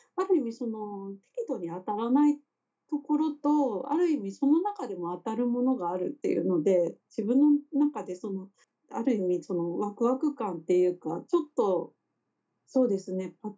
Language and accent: Japanese; Kagoshima, Japan; moved away as an adult; now in Tokyo, Japan; 私自身出身が鹿児島っていうこともありまして、その田舎の地元